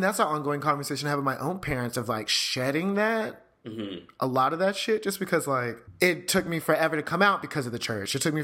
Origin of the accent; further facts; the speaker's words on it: Houston, Texas, United States; Maybe it's the Texas growing up in Houston